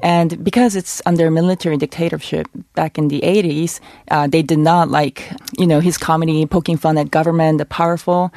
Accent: South Korea; a female Korean woman

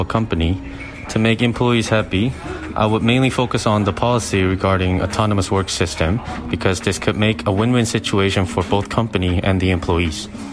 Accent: Seongnam, Gyeonggi Province, South Korea; I'm from Gyeonggi-do Seongnam

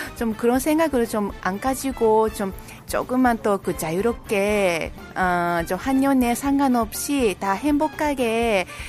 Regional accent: Japan; Korean is a second language; now in South Korea; 일본에서 온

